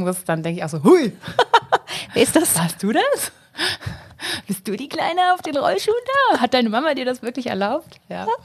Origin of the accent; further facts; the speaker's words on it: Hamburg, Germany; Hamburg ist halt meine Heimat